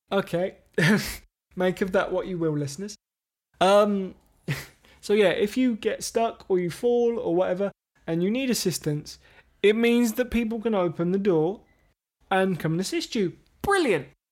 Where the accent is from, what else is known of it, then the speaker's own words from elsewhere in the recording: England, United Kingdom; We're English.